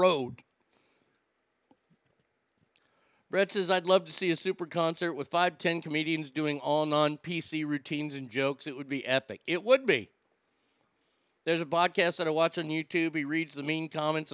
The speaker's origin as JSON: {"language": "English", "region": "Texas", "country": "United States", "said": "I'm from Texas"}